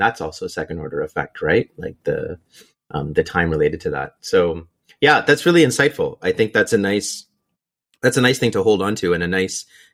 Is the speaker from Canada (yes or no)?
yes; Canada; moved away as an adult; also born or lived in Waterloo; now in Seattle, United States; I'm still Canadian. I still have a network. Canada's still home.